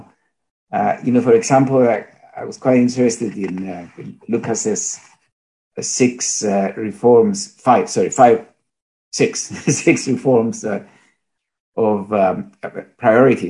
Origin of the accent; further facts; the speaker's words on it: Cyprus; also born or lived in Greece; now in England, United Kingdom; I am Greek and I feel Greek, but I was born in Cyprus and live in England most of the time